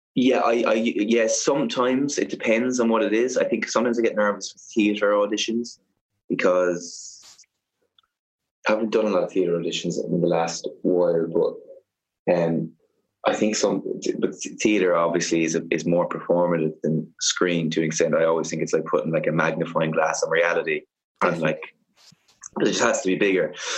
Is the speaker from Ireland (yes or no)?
yes; Cork, Munster, Ireland; I'm from Cork.